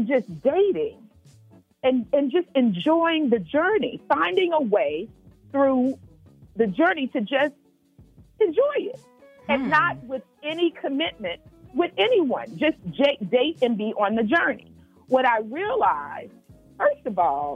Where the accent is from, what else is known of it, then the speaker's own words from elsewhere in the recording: Memphis, Tennessee, United States; I'm from Memphis